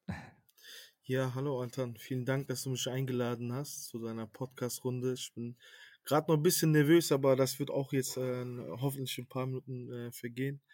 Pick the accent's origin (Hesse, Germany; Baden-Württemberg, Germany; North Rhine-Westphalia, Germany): North Rhine-Westphalia, Germany; Cologne; lebe in Köln, bin in Köln auf, also geboren und aufgewachsen und ja, bin Kölner.